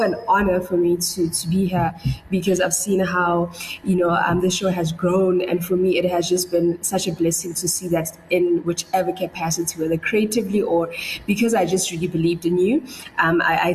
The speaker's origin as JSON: {"language": "English", "town": "Pretoria", "region": "Gauteng", "country": "South Africa", "tie": "born or raised there", "said": "I was born in 1992 in Pretoria"}